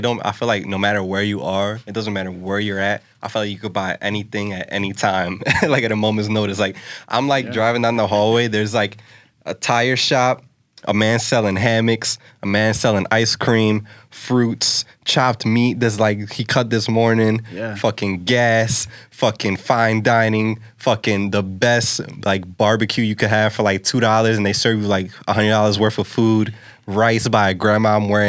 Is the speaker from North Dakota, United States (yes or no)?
no; New York, United States; Like, I'm from New York. You don't understand.